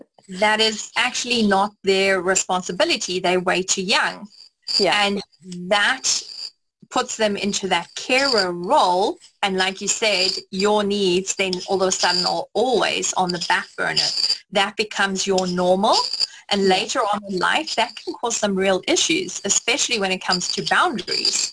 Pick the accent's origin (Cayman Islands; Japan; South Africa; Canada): South Africa; I grew up in South Africa